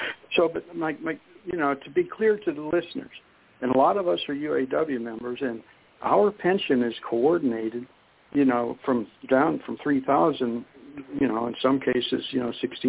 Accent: Youngstown, Ohio, United States; now in Harrison, United States; I came from Youngstown, Ohio, as a lot of folks know on the show, but my first friend in Michigan, I moved to Harrison

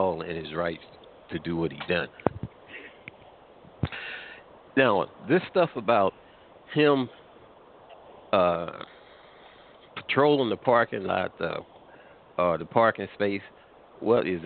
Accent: Missouri, United States; I hail from Missouri

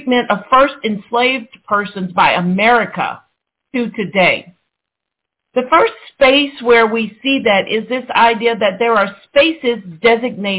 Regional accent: Atlanta, Georgia, United States; my hometown of Atlanta, Georgia

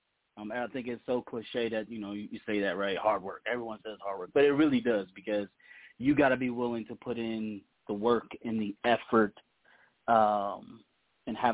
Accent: Columbus, Ohio, United States; Unfortunately, I'm from Columbus, Ohio. I'm not a Buckeye. I'm a Wolverine, which has been very, very, very tough to stomach and swallow here in Columbus

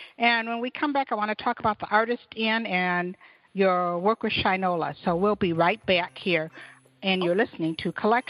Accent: Detroit, Michigan, United States; I'm an East Sider. I was born and raised on the East Side.

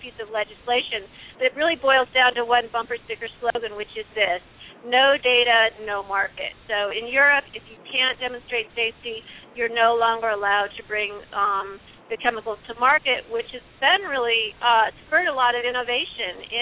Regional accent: Illinois, United States; from my home state of Illinois

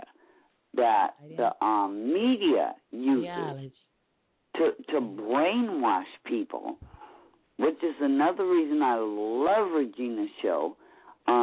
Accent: Los Angeles, California, United States; also born or lived in Long Beach, California; I grew up in Willowbrook, in Watts, during the 65 riots. Never knew racism until I moved to Long Beach in the sixth grade

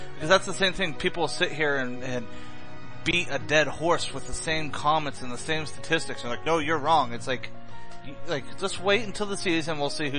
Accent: Rhode Island, United States; When I grew up in Rhode Island

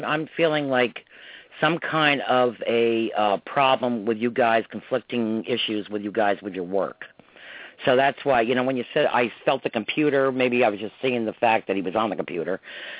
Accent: New York, United States; we grew up in New York and Westchester, yeah. 30 miles north of the city.

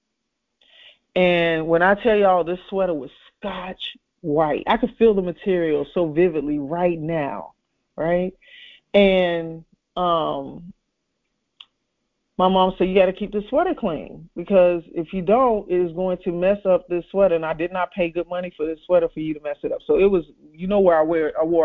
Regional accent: Chicago, Illinois, United States; I grew up in Chicago

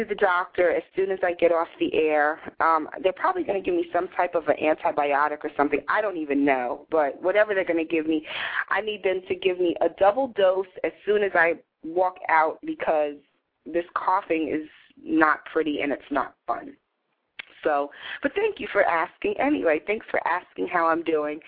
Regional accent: New York, United States; accent: New York; I'm a New Yorker with our accent

